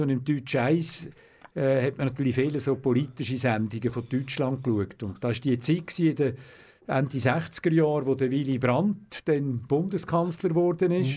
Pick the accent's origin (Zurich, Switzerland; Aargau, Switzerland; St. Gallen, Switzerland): Aargau, Switzerland; Aarau; Ich bin in Zarau auf die Welt gekommen, wo ich immer noch wohne, in der Deli unten. Und habe dann auch äh, die äh, ganze Kindheit in der Deli unten äh, gewohnt.